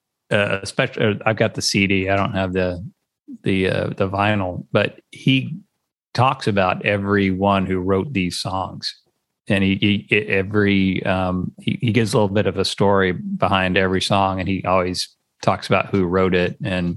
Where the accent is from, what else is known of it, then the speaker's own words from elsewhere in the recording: San Angelo, Texas, United States; also born or lived in Tennessee; And of course I'm from San Angelo